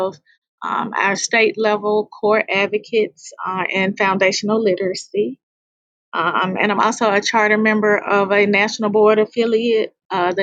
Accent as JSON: {"language": "English", "town": "Memphis", "region": "Tennessee", "country": "United States", "tie": "born or raised there", "said": "I'm a native Memphian. I'm from Memphis, Tennessee. This is my 23rd year in education. I grew up in the historic Orange Mound community"}